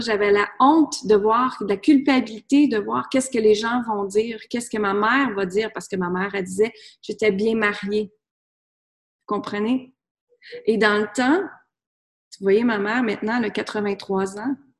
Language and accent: French; Granby, Quebec, Canada; moved away as an adult; also born or lived in United States; je suis partie de B, je viens de B. Je suis partie de Granby et j'étais vivre aux États-Unis.